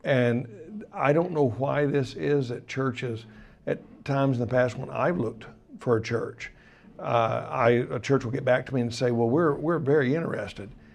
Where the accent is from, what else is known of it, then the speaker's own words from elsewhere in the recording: Arkansas, United States; moved away as an adult; also born or lived in Colorado / Tulsa, Oklahoma; I was from Arkansas